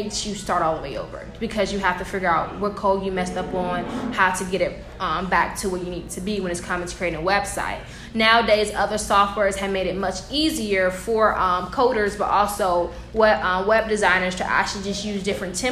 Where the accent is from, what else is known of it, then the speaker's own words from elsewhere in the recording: Macon, Georgia, United States; also born or lived in Savannah, Georgia; I'm actually from Macon, and in the Macon area, you have a career path in high school.